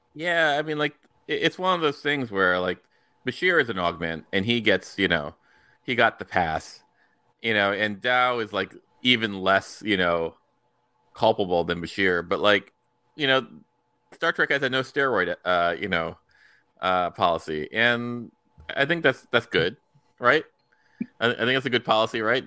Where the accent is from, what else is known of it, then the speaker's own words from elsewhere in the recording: United States; me as an American